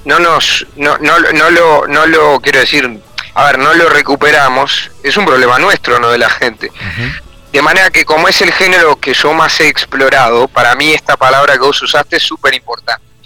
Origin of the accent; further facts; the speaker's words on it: Uruguay; nuestra actualidad como uruguayos